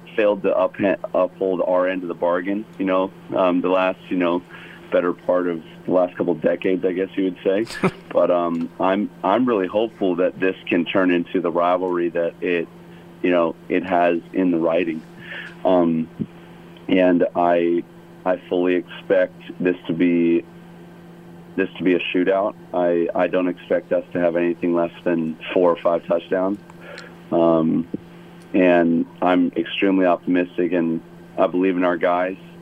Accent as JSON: {"language": "English", "town": "Chicago", "region": "Illinois", "country": "United States", "tie": "born or raised there", "moved": "yes", "lives_now": "Hawaii, United States", "said": "growing up in Chicago"}